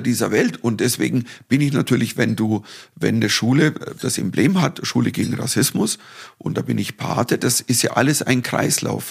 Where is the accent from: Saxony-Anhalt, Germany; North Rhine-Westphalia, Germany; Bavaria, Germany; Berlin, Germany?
Bavaria, Germany; Dorfen; nach Dorfen kamen, in meine Heimatstadt